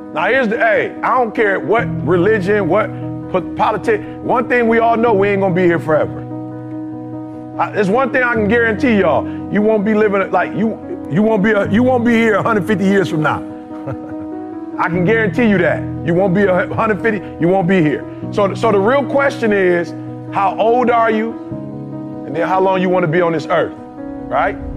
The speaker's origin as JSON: {"language": "English", "town": "Detroit", "region": "Michigan", "country": "United States", "tie": "born or raised there", "also_born_or_lived": "Chicago", "said": "I'm from Chicago originally, grew up in Detroit."}